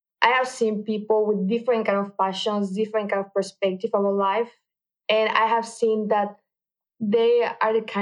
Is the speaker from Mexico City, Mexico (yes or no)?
yes; Mexico City, Mexico; moved away as an adult; now in London, United Kingdom; I'm from Mexico, Mexico City.